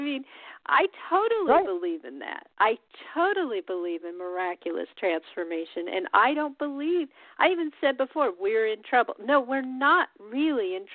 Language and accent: English; Colorado, United States; now in Oregon, United States; I grew up in Colorado too